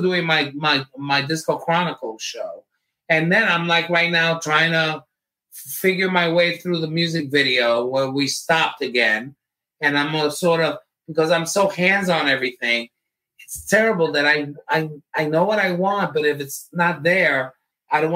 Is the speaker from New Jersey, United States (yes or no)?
yes; Jersey City, New Jersey, United States; I'm from Jersey City